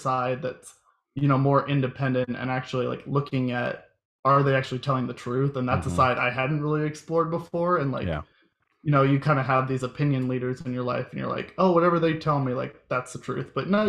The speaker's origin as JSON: {"language": "English", "region": "Iowa", "country": "United States", "moved": "yes", "lives_now": "Missouri, United States", "said": "I'm originally from Iowa."}